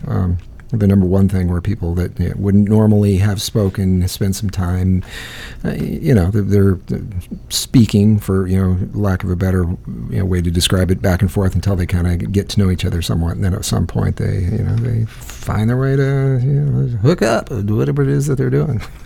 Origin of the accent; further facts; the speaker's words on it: Iowa, United States; I grew up in Iowa